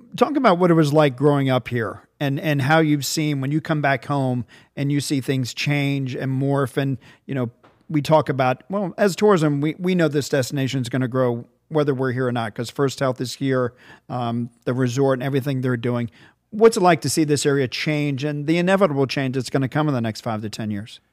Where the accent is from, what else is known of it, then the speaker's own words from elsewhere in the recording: Virginia Beach, Virginia, United States; moved away; as a kid growing up in Virginia Beach, I grew up in Virginia